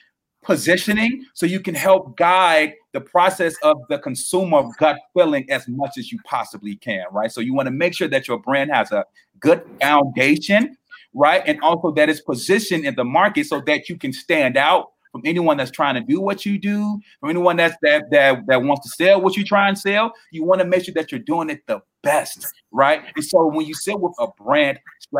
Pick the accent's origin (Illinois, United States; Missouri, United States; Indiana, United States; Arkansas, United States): Illinois, United States; Chicago; I'm born and raised Southside. I've lived here my entire life